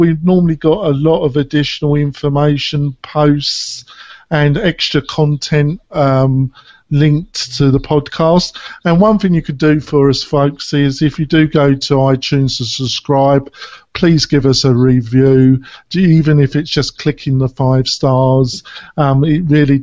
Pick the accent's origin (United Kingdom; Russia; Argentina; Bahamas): United Kingdom; England; moved away; I am a hybrid now, but I was brought up in England